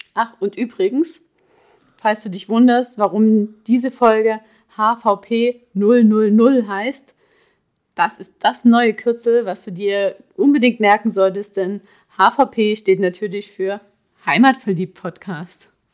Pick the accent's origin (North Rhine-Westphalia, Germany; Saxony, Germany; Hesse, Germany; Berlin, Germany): Saxony, Germany; Ore Mountains; moved away as an adult; also born or lived in Dresden / Hamburg / Prague; now in Swabia, Germany; Ich bin im Erzgebirge geboren, dort auch aufgewachsen